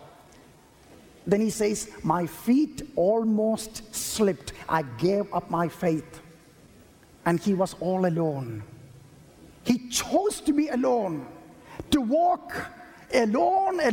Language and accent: English; India; I was born in India